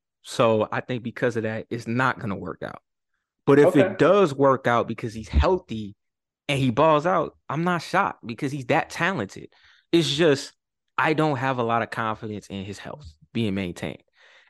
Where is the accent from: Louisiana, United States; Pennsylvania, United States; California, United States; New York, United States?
Louisiana, United States; New Orleans; He played for my hometown team.